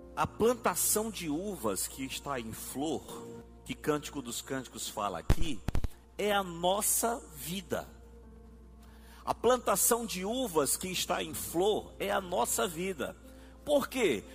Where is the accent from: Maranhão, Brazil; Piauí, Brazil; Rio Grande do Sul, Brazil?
Maranhão, Brazil; Arari; Eu sou de Arari